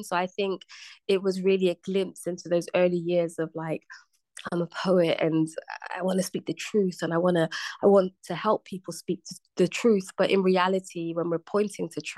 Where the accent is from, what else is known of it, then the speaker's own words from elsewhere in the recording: Bristol, South West England, United Kingdom; moved away as an adult; now in London, United Kingdom; I just left my hometown, Bristol. I'd moved to the big city, to London